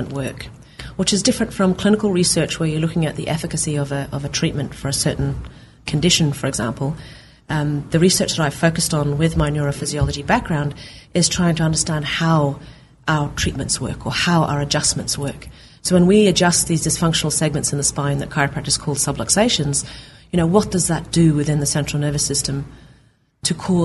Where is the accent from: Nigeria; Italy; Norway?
Norway; moved away as an adult; also born or lived in New Zealand; I grew up in Norway